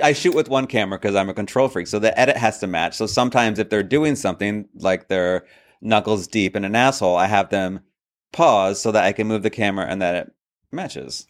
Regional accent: New York, United States; I grew up in New York when this was before Drag Race

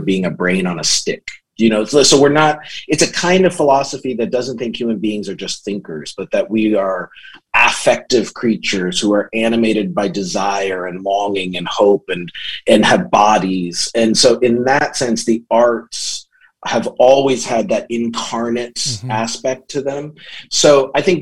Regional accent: Southern Ontario, Canada; now in Grand Rapids, United States; originally from Southern Ontario. I live and work in Grand Rapids, Michigan

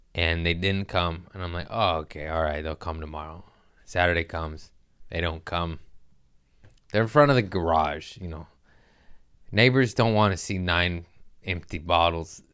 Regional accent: California, United States; I'm from California

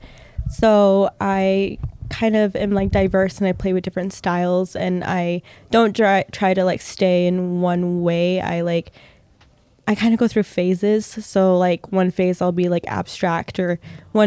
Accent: Logan, Utah, United States; now in Ogden, United States; I'm originally from Logan, Utah, okay. and when I lived in Logan

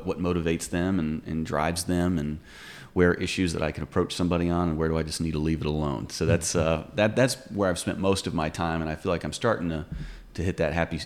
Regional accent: Pitt County, North Carolina, United States; I grew up right in the middle of it, so it's really an honor to be able to serve my hometown in this capacity

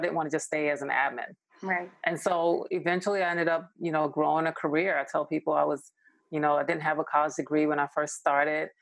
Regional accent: New York, United States; moved away as an adult; now in Los Angeles, United States; I'm originally from New York. I live

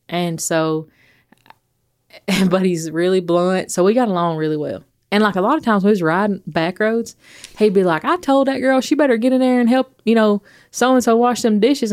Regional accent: Athens, Alabama, United States; moved away; I'm from Athens.

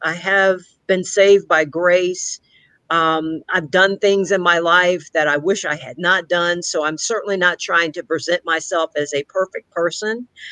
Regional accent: Victoria, Texas, United States; I grew up here in Victoria, Texas

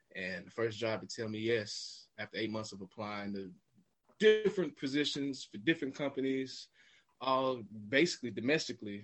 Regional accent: Smyrna, Georgia, United States; also born or lived in Florida / Beijing, China; I'm from Smyrna specifically, so it's just northwest of Atlanta, right outside the city. Um, born and raised here

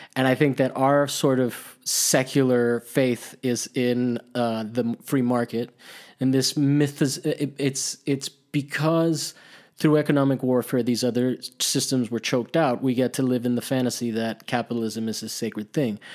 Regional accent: Italy; moved away; also born or lived in Miami; I grew up in Italy, and I grew up with, like, monuments to fascism

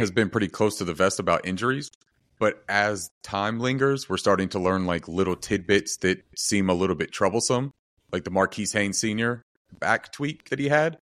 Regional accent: North Carolina, United States; I'm from North Carolina

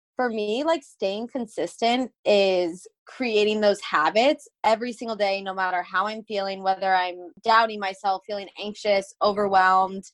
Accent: Phoenix, Arizona, United States; I am born and raised in Phoenix, Arizona

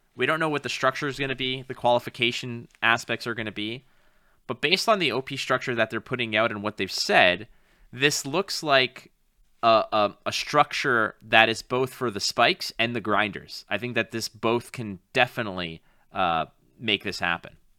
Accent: Canada; as a proud Canadian

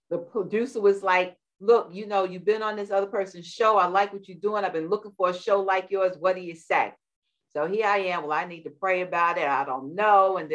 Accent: New York City, New York, United States; now in California, United States; I was born in Brook. I was born in Coney Island, so right down the Belt

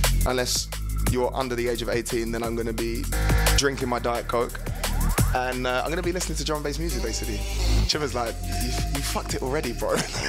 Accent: England, United Kingdom; I'm English, man. I can't do anything.

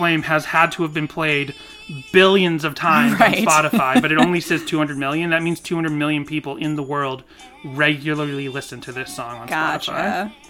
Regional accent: Ireland; I'm Irish, by the way.

